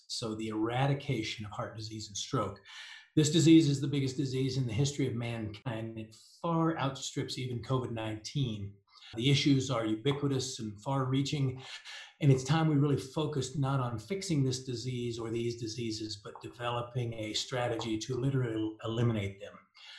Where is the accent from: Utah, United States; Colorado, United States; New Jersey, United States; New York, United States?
Colorado, United States; Denver; I'm from Denver, Colorado